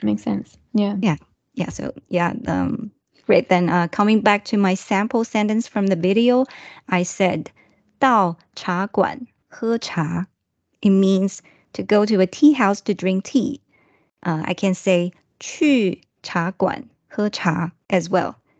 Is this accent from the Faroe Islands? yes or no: no; Japan; English is a second language; … from Japan